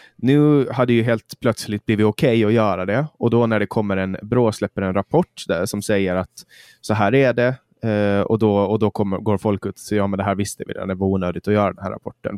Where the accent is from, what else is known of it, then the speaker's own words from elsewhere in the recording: Mariehamn, Åland Islands; min hemstad Mariehamn